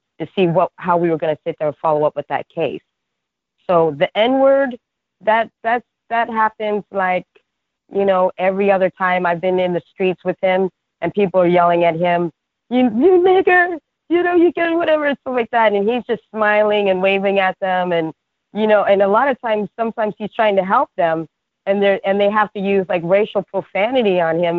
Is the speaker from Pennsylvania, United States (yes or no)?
no; New York City, New York, United States; I'm from Brooklyn